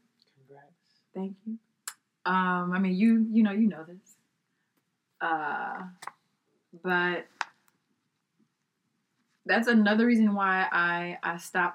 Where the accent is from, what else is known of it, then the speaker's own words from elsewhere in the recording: Texas, United States; I'm from Texas